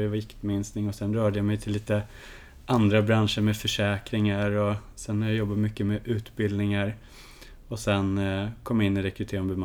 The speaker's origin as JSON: {"language": "Swedish", "town": "Kiruna", "region": "Norrbotten County", "country": "Sweden", "tie": "born or raised there", "said": "Hisspitchen om mig själv, det är att jag är norrlänningen som ingen förstår är en norrlänning. Jag är en Kirunabo i grunden med ett stort lugn och en otrolig nyfikenhet på människor"}